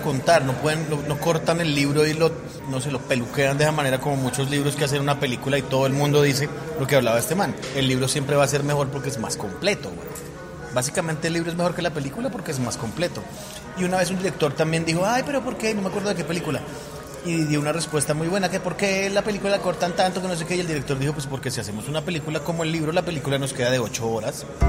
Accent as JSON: {"language": "Spanish", "country": "Colombia", "said": "Soy un mal colombiano"}